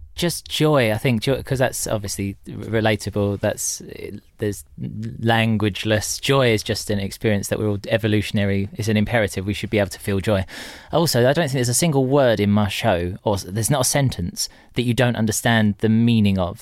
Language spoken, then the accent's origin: English; Tilbury, East of England, United Kingdom; also born or lived in Horndon on the Hill / Orsett / Stanford-le-Hope / Corringham; I spent a lot of my formative years in Tilbury, the Dock town.